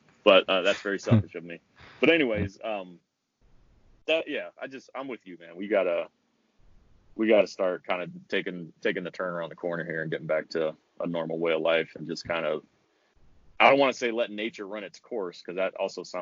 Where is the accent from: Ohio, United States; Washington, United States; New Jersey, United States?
Washington, United States; moved away; my home state of Washington